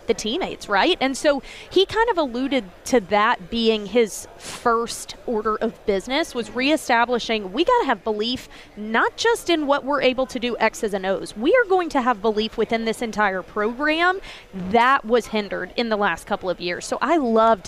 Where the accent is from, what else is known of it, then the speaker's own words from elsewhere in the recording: Alabama, United States; moved away as an adult; also born or lived in Charlotte, North Carolina; now in Nashville, United States; I am originally from Alabama. I grew up in a small town about an hour and a half from Auburn